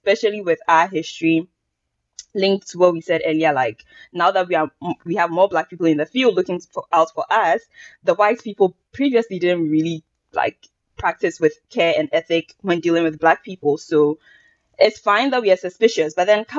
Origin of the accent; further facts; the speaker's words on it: Ghana; moved away; I lived in Ghana for 18 years solid.